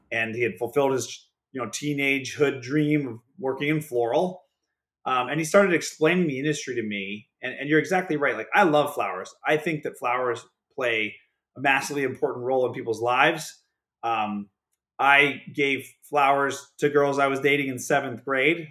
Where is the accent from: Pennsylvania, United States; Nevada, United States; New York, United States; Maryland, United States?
Pennsylvania, United States; Pittsburgh; now in Palos Verdes Estates, United States; born and raised in Pittsburgh, Pennsylvania